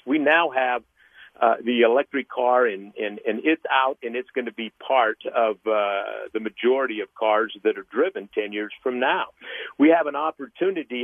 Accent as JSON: {"language": "English", "region": "Utah", "country": "United States", "tie": "born or raised there", "said": "growing up in Utah foster care"}